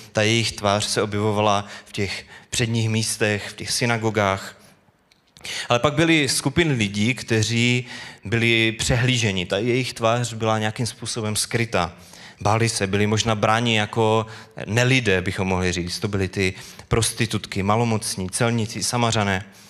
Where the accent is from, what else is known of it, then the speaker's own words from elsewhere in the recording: Bohumín, Moravian-Silesian Region, Czechia; moved away as an adult; now in Karviná, Czechia; Bydlíme v Karviné, kam jsme se přestěhovali, jsme původem z Bohumína